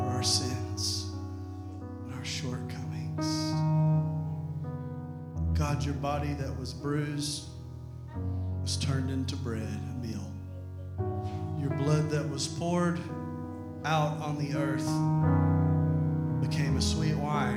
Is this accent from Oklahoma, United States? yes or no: no; Arkansas, United States; I'm a hillbilly from Arkansas.